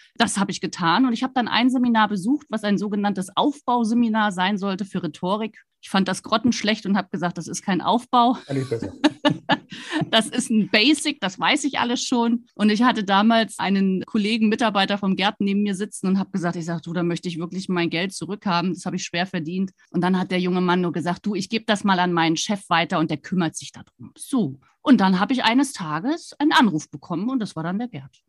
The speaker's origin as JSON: {"language": "German", "town": "Rostock", "region": "Mecklenburg-Vorpommern", "country": "Germany", "tie": "born or raised there", "also_born_or_lived": "Stuttgart", "moved": "as an adult", "said": "ich bin an der Ostseeküste groß geworden in Rostock"}